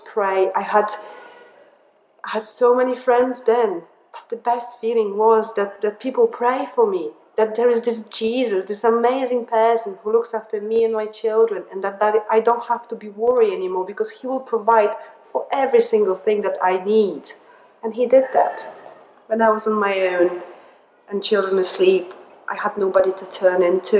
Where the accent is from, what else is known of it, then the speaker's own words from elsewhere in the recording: Poland; English is a second language; moved away as an adult; also born or lived in England; now in Liverpool, United Kingdom; I was born in Poland when I spent 20 years of my life. I moved to England